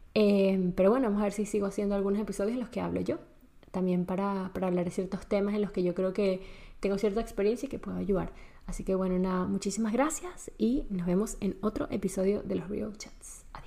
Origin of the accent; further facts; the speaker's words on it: Venezuela; moved away as an adult; also born or lived in Spain; crecí y nací en Venezuela, toda mi vida viví en Venezuela, hasta los 19 años